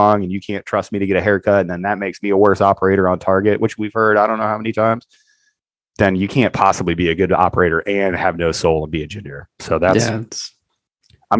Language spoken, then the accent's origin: English; United States; I'm an American